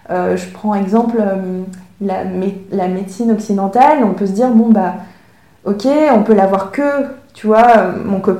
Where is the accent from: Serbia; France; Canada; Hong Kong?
Hong Kong; born there; en plus, moi, je suis née à Hong Kong, alors ça crée aussi une ambiguïté parce que euh, les Hongkongais sont très fiers de dire qu'ils sont Hongkongais